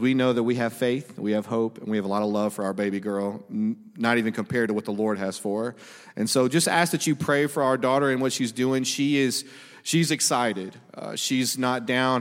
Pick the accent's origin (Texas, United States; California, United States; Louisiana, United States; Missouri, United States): Louisiana, United States; Monroe; I'm from Louisiana, but Monroe.